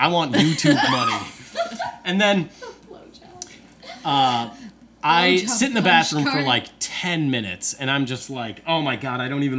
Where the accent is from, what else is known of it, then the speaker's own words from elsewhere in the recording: Alabama, United States; now in Wisconsin, United States; I am from Alabama.